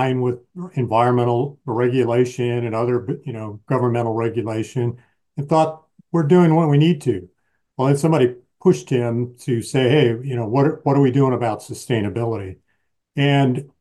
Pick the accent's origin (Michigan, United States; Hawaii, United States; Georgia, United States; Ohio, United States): Michigan, United States; I grew up in the Midwest in Michigan